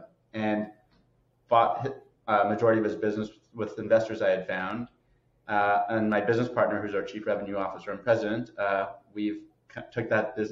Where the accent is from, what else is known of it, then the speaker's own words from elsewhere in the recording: Canada; now in United States; Born and raised as a Canadian, now living in the States